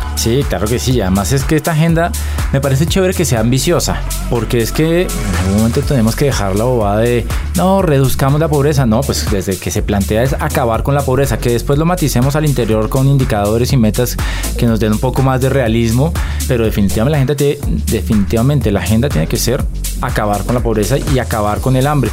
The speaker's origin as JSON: {"language": "Spanish", "country": "Colombia"}